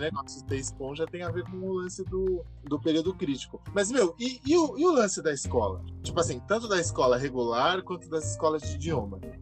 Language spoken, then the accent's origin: Portuguese; Brazil; aqui no Brasil as pessoas não notam por um, um simples motivo de que, beleza, o Brasil é muito grande, aqui a gente só fala português